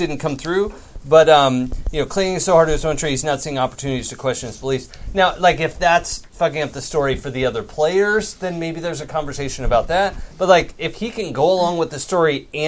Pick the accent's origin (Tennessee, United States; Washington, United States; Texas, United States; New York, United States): Washington, United States; Seattle; moved away; I grew up in Seattle